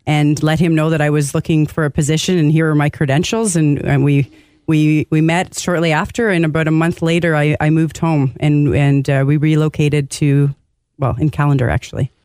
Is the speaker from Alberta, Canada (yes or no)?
no; Commanda, Ontario, Canada; I'm from Kamanda, so just outside of Trout Creek.